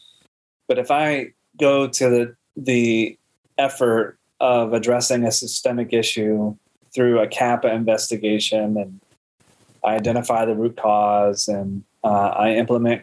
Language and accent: English; Midwest, United States; I grew up in the Midwest